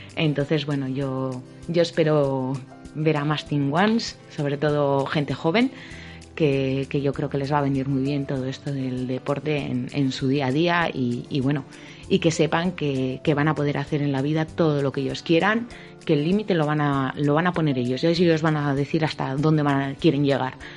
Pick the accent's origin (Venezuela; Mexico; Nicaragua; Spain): Spain; Bilbao, Basque Country; yo bueno soy de Bilbao, yo creo que se habrá notado un poco por el acento